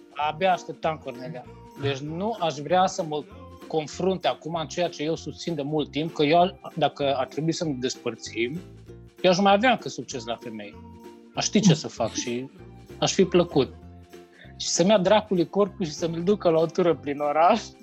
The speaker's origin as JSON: {"language": "Romanian", "country": "Romania", "moved": "as an adult", "lives_now": "Ireland", "said": "toți sunt irlandezi, numai eu sunt român acolo între ei"}